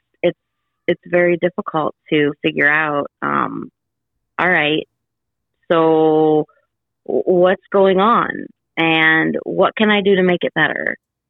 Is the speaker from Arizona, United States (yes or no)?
no; Illinois, United States; moved away; my hometown in Illinois